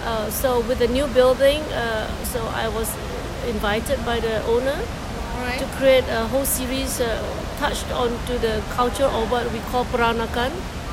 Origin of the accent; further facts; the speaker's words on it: Singapore; now in Hong Kong; In Singapore. Ooh. Back to my hometown again.